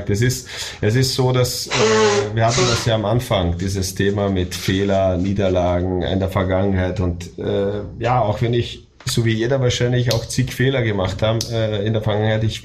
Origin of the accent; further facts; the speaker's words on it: Austria; moved away as an adult; now in Germany; weil ich das ja auch als Österreicher jetzt Deutschland erlebt habe. Ich bin im Dezember 2000 nach Deutschland gezogen und seitdem ist das mein Lebensmittelpunkt, Lebensmittelpunkt meiner Familie